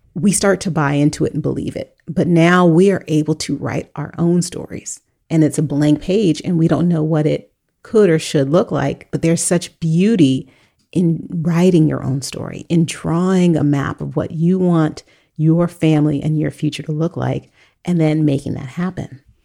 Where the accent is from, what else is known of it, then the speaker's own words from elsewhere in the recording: United States; we as an American society